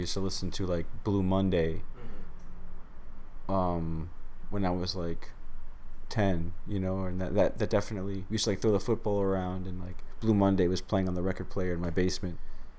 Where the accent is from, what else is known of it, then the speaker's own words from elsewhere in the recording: New York City, New York, United States; Grew up in Queens, New York.